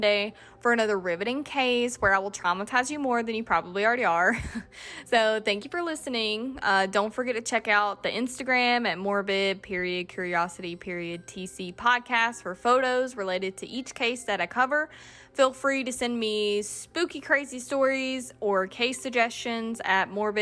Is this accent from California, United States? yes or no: no; Georgia, United States; accent: Georgia accent; I am from Georgia. This accent that you hear is not fake.